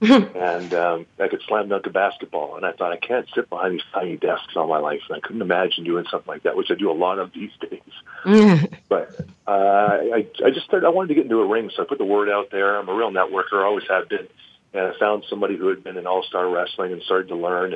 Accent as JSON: {"language": "English", "town": "Vancouver", "region": "British Columbia", "country": "Canada", "moved": "yes", "lives_now": "Calgary, Canada", "said": "I'm from Vancouver originally"}